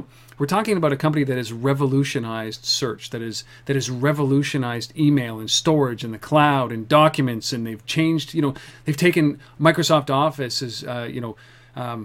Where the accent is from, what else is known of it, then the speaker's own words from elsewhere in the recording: Canada; we're Canadian